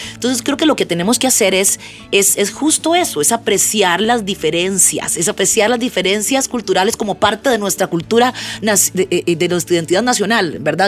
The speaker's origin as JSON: {"language": "Spanish", "country": "Costa Rica", "said": "nosotros como costarricenses"}